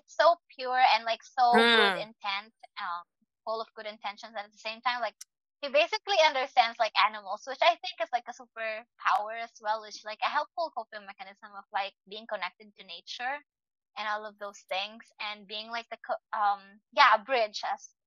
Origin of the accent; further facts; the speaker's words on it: Philippines; growing up in the Philippines